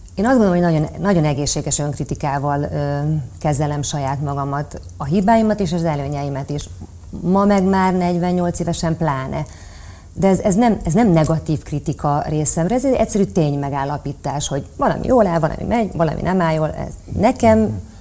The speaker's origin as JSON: {"language": "Hungarian", "town": "Celldömölk", "region": "Vas", "country": "Hungary", "moved": "yes", "said": "én nagyon vidéki lány vagyok, Celdömökről jöttem, kisváros"}